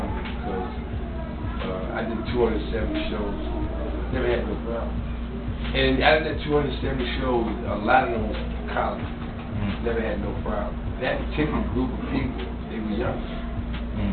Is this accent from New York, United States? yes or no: yes; New York, United States; I'm a New Yorker